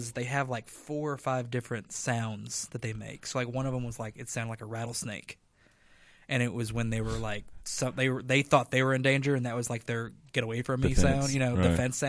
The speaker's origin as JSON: {"language": "English", "region": "Louisiana", "country": "United States", "said": "I mean, I'm from Louisiana, so I mean, I've had like boudin and all that kind of stuff"}